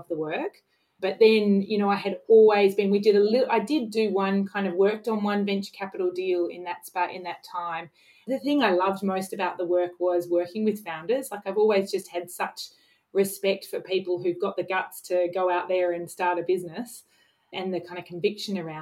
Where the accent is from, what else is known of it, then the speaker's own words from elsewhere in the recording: Sydney, New South Wales, Australia; also born or lived in London; I grew up in Sydney and have kind of lived around different parts of Sydney